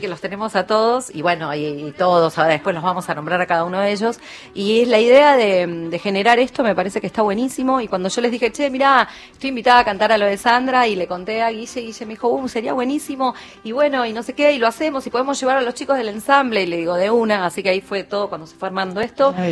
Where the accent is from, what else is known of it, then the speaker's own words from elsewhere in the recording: Buenos Aires, Argentina; yo soy argentina, nací en La Boca y canto tango